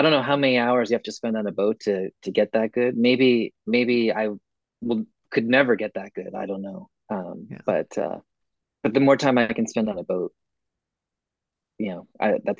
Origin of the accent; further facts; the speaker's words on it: Maine, United States; I'm from Maine.